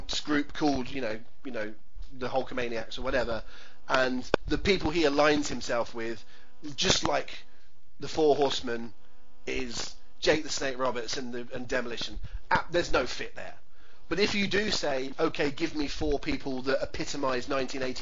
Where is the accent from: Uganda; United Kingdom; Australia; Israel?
United Kingdom; England; I'm English